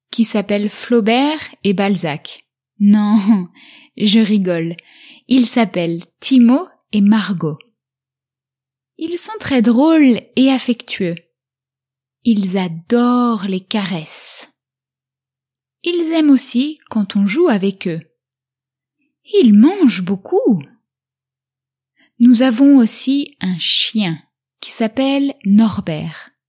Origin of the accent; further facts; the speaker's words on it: France; J'ai 15 ans et je suis français. J'habite à La Rochelle avec mes parents et ma petite sœur.